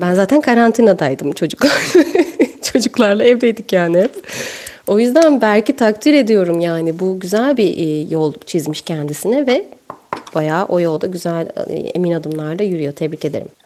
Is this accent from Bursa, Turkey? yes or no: no; İzmir, Turkey; ilkokuldayken e, İzmir'de Ertuğrul Gazi ilk öğretimde okudum